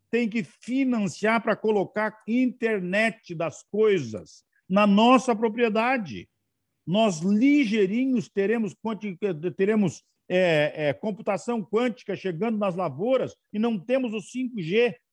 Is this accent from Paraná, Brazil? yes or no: yes; Curitiba, Paraná, Brazil; now in Santa Maria, Brazil; Eu sou do Paraná.